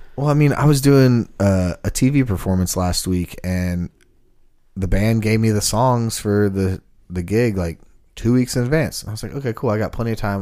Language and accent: English; Sugar Land, Texas, United States; also born or lived in Kingston Springs, Tennessee; now in Nashville, United States; growing up in Houston